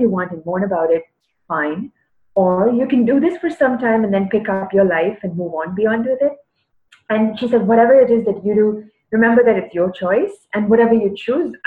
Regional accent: Chennai, Tamil Nadu, India; I am from Chennai, from South India.

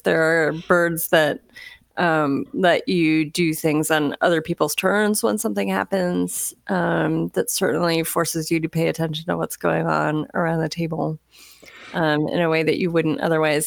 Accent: Florida, United States; moved away; I grew up in Florida

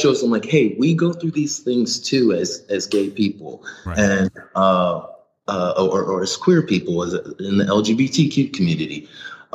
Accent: Ohio, United States; I'm from Ohio, so I'm used to those flat freeways.

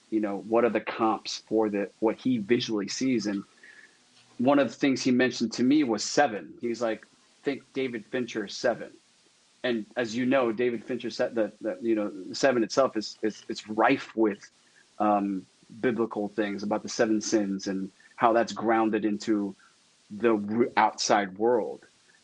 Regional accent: Philippines; And to add to that is, I'm Filipino, and the Filipino culture is filled with like superstitious stuff

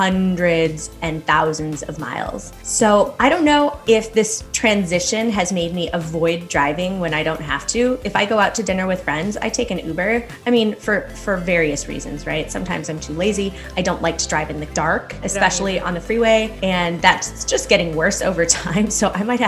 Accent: Detroit, Michigan, United States; moved away; growing up in Detroit, it's pretty metropolitan

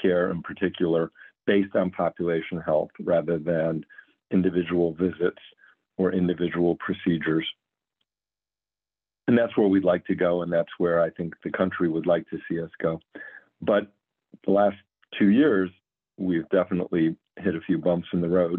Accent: Cleveland, Ohio, United States; moved away as an adult; also born or lived in Rhode Island / Louisiana / California; moved my family back to Cleveland, where I was born and raised

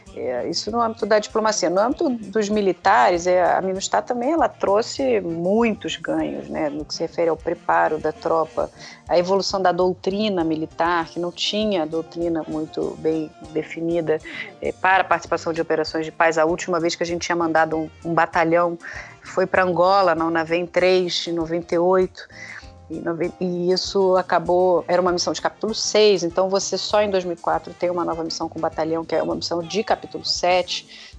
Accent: Brazil; eu como brasileira

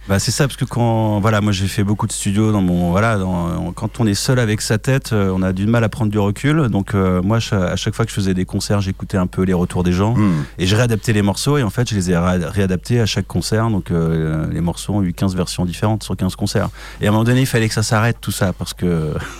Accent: France; je suis un Français hein, qui n'a pas un accent exceptionnel euh, en anglais.

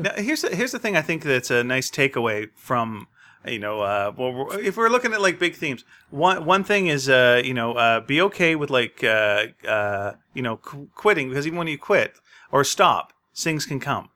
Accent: Montreal, Quebec, Canada; I was born in Montreal

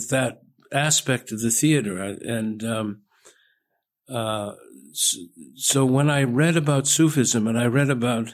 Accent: Southern California, United States; I was born and raised in Southern California

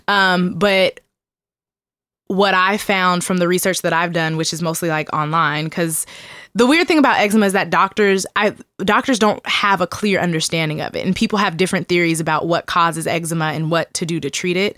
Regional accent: Seattle, Washington, United States; born and raised in Seattle, Washington

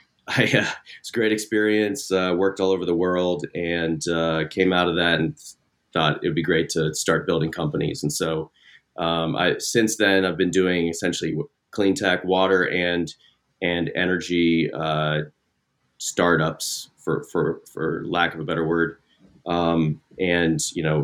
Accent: Midwest, United States; I grew up in the Midwest, went to Northwestern, got an engineering degree.

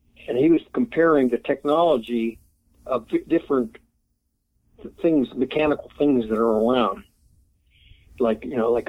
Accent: Pittsburgh, Pennsylvania, United States; moved away; I come from Pittsburgh. I come from a working class neighborhood

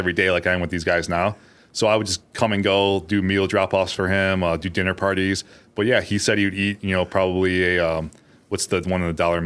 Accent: Elmhurst, Illinois, United States; from Elmhurst, Illinois.

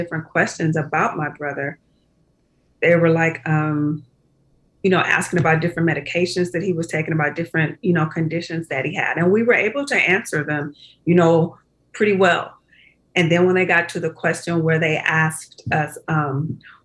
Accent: Compton, California, United States; We grew up in Compton

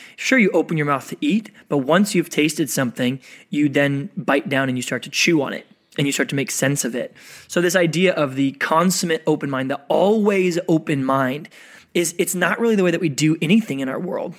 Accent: Oklahoma, United States; moved away; also born or lived in San Diego; I grew up in the Midwest, I grew up in Oklahoma

